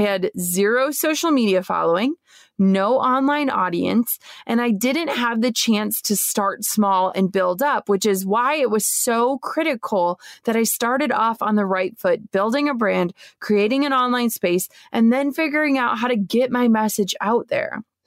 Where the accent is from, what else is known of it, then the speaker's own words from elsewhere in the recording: Minnesota, United States; moved away as an adult; my hometown in Minnesota